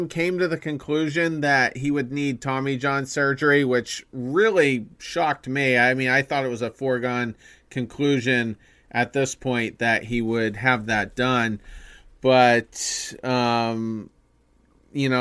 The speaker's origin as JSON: {"language": "English", "town": "Windham", "region": "Maine", "country": "United States", "said": "we're from Maine"}